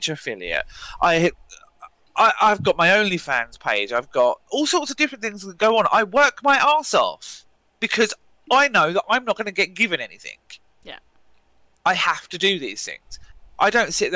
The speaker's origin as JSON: {"language": "English", "country": "United Kingdom"}